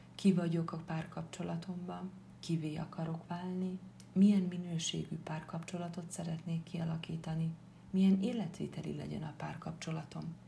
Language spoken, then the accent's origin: Hungarian; Upper Hungary, Felvidék, Slovakia; also born or lived in Bratislava; Egy kis felvidéki falucskából származom.